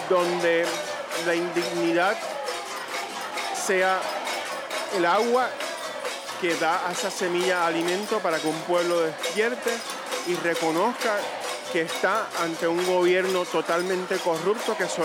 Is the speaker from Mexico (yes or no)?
no; Peñuelas, Puerto Rico; Yo soy de Peñuela, así que esto me tocó extra fuerte porque tengo mis familiares allá